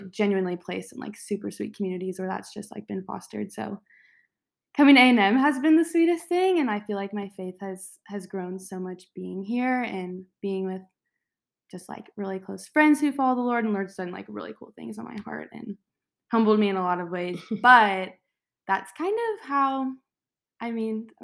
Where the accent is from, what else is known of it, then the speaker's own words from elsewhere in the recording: Dallas, Texas, United States; I am from Dallas, go to A&M.